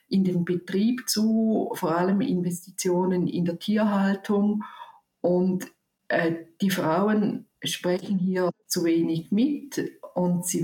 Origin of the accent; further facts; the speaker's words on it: Zurich, Switzerland; ich komme aus Zürich und ich habe